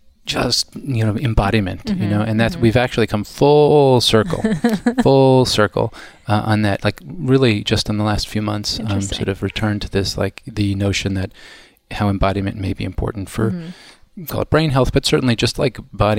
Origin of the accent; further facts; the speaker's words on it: Kansas City, Missouri, United States; I grew up in Kansas City, okay. Midwest, very Midwestern.